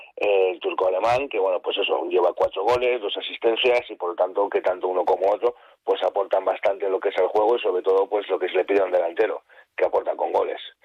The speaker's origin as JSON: {"language": "Spanish", "town": "Santander", "region": "Cantabria", "country": "Spain", "said": "somos aquí los de Santander"}